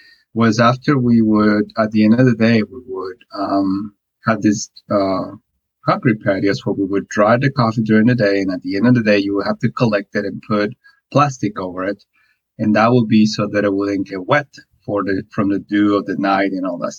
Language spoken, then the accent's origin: English; Guatemala; English is a second language; moved away as an adult; now in United States; I'm originally born and raised in Guatemala